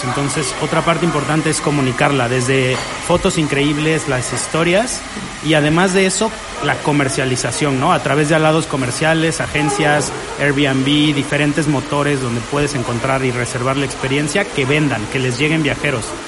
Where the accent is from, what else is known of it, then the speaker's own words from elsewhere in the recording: Mexico; no somos cuatro tíos mexicanos ahí en la Ciudad de México